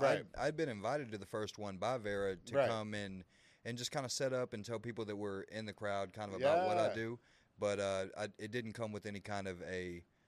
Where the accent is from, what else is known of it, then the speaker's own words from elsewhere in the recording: Waco, Texas, United States; also born or lived in McGregor, Texas; I was born and raised here in Waco, Texas.